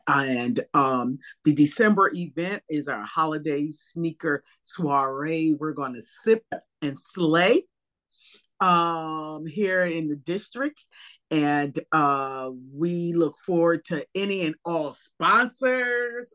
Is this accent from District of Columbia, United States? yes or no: no; East Coast, New Jersey, United States; growing up on the East Coast